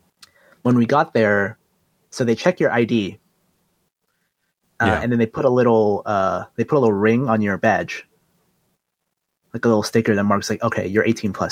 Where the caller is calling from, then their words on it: Sunnyvale, California, United States; from Sunnyvale.